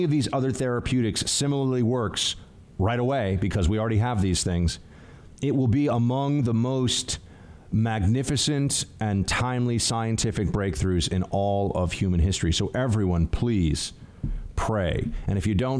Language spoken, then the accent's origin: English; New York City, New York, United States; my hometown